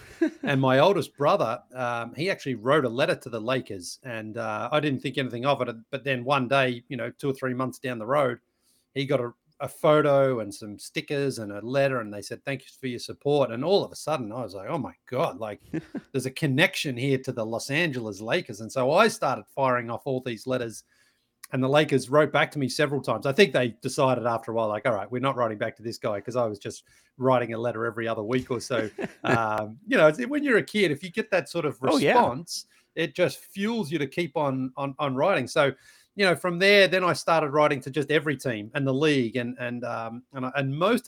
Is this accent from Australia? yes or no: yes; Australia; growing up in Australia, I was a big basketball fan and I played basketball.